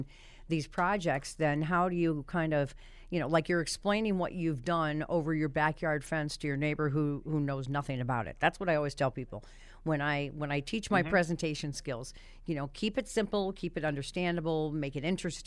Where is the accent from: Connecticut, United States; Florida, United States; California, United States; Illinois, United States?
Connecticut, United States; he's from my hometown